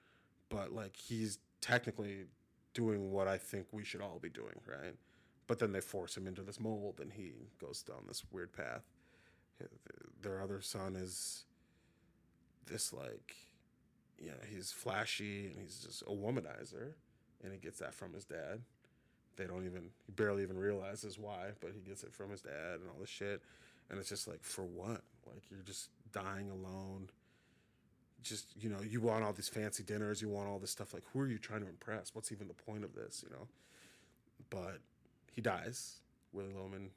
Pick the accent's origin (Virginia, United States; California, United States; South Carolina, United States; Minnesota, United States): Minnesota, United States; also born or lived in Atlanta, Georgia; I was born in Atlanta, but literally born and then moved to Minnesota, like, very quickly